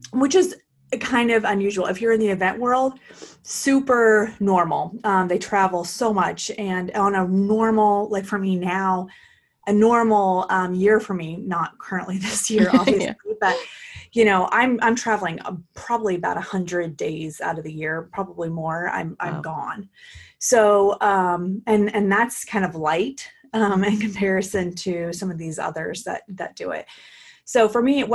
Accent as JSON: {"language": "English", "region": "Oklahoma", "country": "United States", "tie": "born or raised there", "also_born_or_lived": "Portland, Oregon", "moved": "yes", "lives_now": "California, United States", "said": "I was born and raised in Oklahoma and came to California by way of Portland, Oregon."}